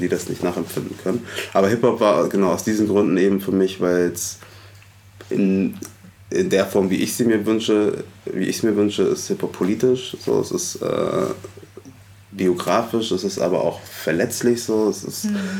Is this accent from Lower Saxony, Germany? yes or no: no; Hamburg, Germany; ich bin in Hamburg-Alsterdorf aufgewachsen.